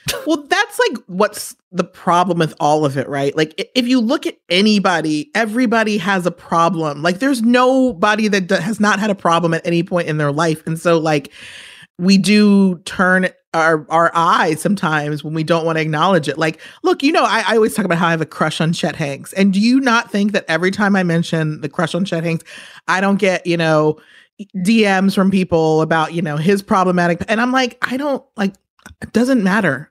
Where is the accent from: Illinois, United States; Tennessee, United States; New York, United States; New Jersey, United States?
New York, United States; I'm from New York